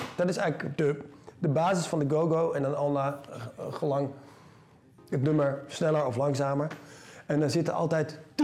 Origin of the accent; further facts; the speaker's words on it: Deventer, Overijssel, Netherlands; moved away as an adult; now in Amsterdam, Netherlands; de Keizerslanden en de, eh, dat is de wijk waar ik geboren ben. Ja. Eh, opgegroeid eigenlijk onder de rook van de brug en het burgerweeshuis